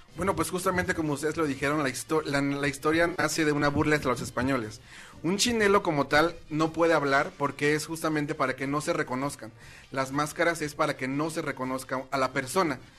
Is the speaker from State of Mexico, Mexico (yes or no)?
no; Tepoztlán, Morelos, Mexico; En Tepoztlán se divide en barrios y mi barrio es el barrio del alacrán